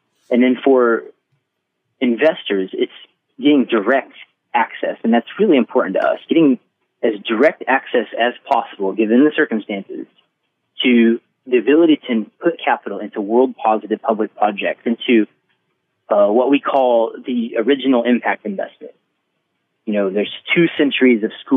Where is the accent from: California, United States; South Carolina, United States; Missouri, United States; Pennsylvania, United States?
Missouri, United States; Maryville; I'm from Maryville, Missouri, which is 12,000